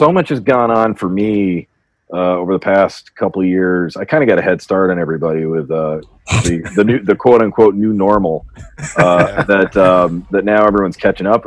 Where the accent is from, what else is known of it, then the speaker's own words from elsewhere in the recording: New Hampshire, United States; now in New York, United States; I'm coming to you from wonderful New Hampshire, my hometown